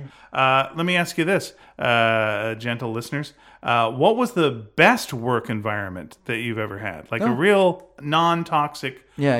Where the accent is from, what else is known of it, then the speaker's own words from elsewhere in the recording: Canada; It's we're Canadian. You know, what are we going to do?